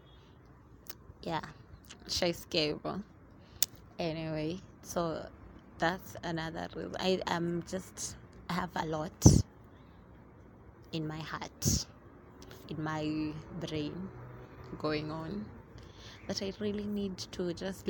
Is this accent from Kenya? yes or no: yes; Mombasa, Mombasa County, Kenya; now in Nairobi, Kenya; originally, I'm from Mombasa